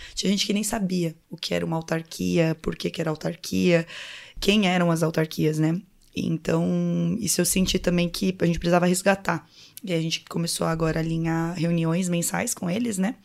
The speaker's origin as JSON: {"language": "Portuguese", "region": "São Paulo", "country": "Brazil", "tie": "born or raised there", "also_born_or_lived": "São José do Rio Preto, São Paulo", "moved": "as an adult", "lives_now": "Piracicaba, Brazil", "said": "Eu sou nascida em São José do Rio Preto, interior de São Paulo, mas eu fui criada a maior parte da minha vida em São Paulo"}